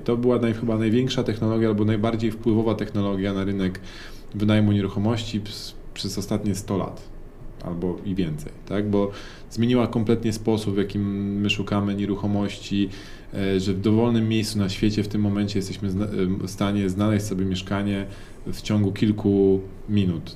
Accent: Warsaw, Masovian Voivodeship, Poland; skąd jesteśmy, jak usłyszeli z Warszawy

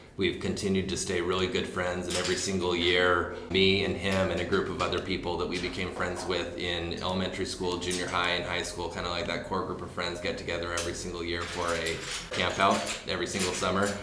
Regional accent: Orem, Utah, United States; I grew up in Orem, Utah. And that's basically where I spent almost all my childhood

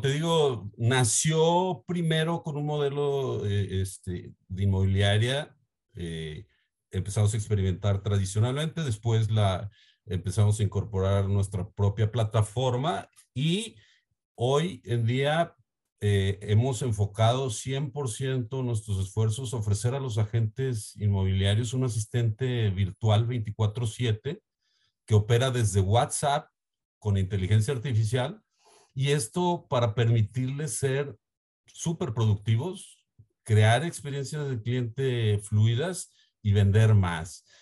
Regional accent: Mexico; also born or lived in Guadalajara, Jalisco; soy de México

